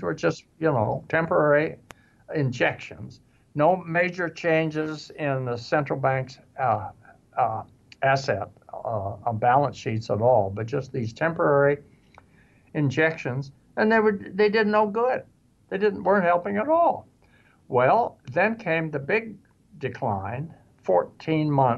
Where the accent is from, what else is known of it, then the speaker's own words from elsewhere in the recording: Wichita, Kansas, United States; I grew up in Wichita.